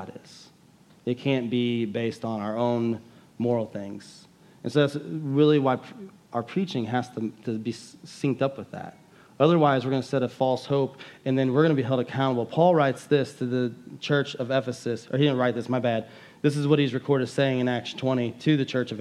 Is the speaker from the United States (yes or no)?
yes; United States; as an American Christians